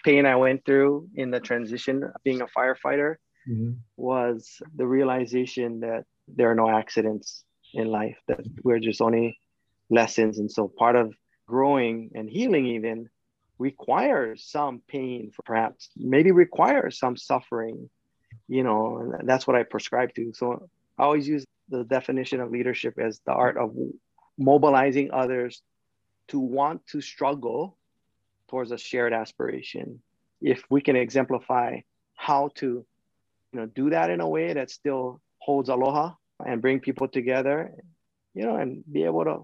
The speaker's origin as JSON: {"language": "English", "area": "Kauai", "region": "Hawaii", "country": "United States", "said": "we're a group of 5 men from Kauai"}